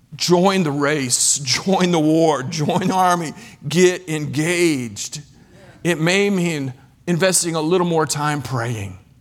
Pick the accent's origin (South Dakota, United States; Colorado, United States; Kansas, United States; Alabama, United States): Kansas, United States; moved away as an adult; also born or lived in Ivory Coast / Belgium; I'm from Kansas